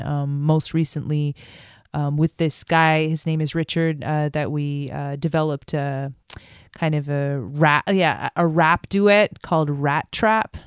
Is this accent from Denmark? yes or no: no; France; moved away; I grew up in France